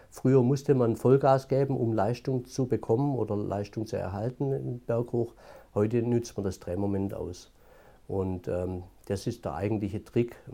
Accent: Baden-Württemberg, Germany; born there; accent: Swabian; Auch nach 22 Jahren Entwicklungshilfe hört man das Schwäbische immer noch.

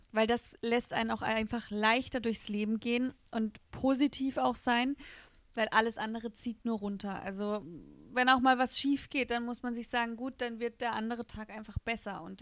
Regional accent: Rastatt, Baden-Württemberg, Germany; dann sage ich, ich komme aus Rastatt.

